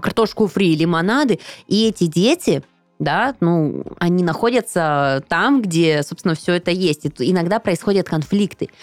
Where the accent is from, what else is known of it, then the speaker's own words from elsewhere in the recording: Siberia, Russia; Я же из Сибири